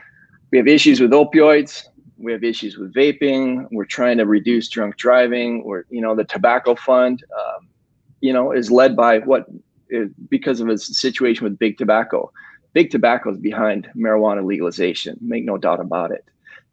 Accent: Michigan, United States; I'm from Michigan.

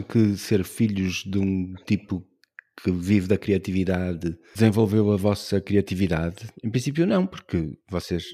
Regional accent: Braga, Norte, Portugal; now in Porto, Portugal; eu também nasci em Braga

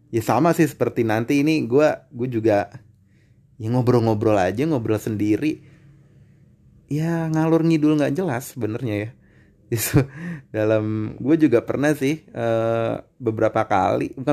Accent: Depok, West Java, Indonesia; gue orang Depok nih ya secara Bojong Sari Sawangan ke kota Depok Margona tuh nggak sampai berpuluh-puluh kilo

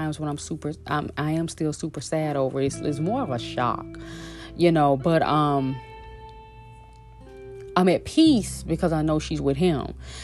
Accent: Shreveport, Louisiana, United States; moved away; also born or lived in Los Angeles; back in my hometown in Shreveport, Louisiana

